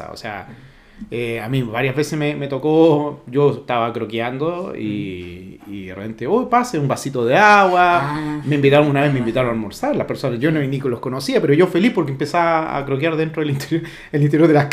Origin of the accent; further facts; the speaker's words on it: Viña del Mar, Valparaíso, Chile; yo soy de Viña, yo soy Marino